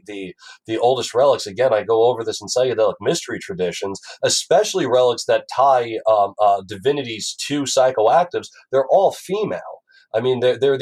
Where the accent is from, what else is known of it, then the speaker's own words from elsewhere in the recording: Franklin Square, New York, United States; moved away; also born or lived in Long Beach, New York; Franklin Square. On Long Island, and then I moved to Long Beach